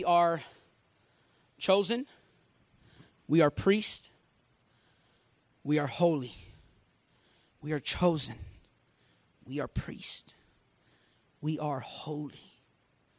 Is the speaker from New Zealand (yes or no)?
no; Puerto Rico; I grew up in Puerto Rico